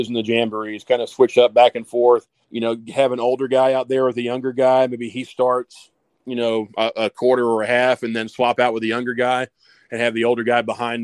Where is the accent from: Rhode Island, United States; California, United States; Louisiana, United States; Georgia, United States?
Georgia, United States; Columbus; growing up in Columbus